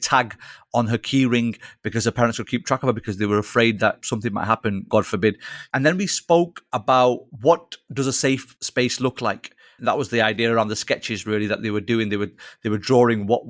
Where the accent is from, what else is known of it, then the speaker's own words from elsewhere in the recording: Old Trafford, North West England, United Kingdom; I'm born and bred in Old Trafford. I've lived here all my life.